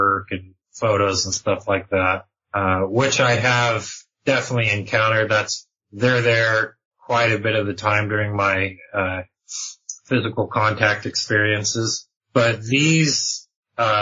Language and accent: English; Southern California, United States; now in Utah, United States; I was born and raised in Southern California, and I currently reside in Utah now